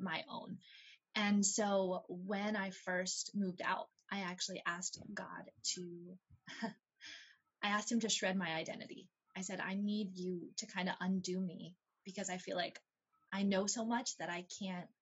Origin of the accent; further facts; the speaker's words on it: Ohio, United States; now in Texas, United States; I grew up in Ohio, actually. So far from here.